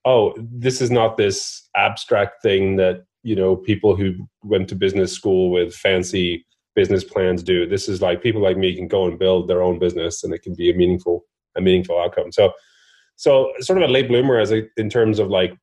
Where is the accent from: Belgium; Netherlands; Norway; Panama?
Norway; I grew up in Norway